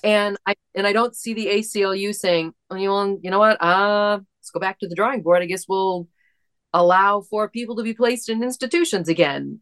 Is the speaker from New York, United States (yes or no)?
no; East Lansing, Michigan, United States; there was a situation in my hometown